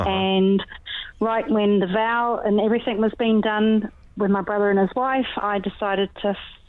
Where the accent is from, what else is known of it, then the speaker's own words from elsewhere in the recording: New Zealand; I'm from New Zealand, so I wasn't used to it.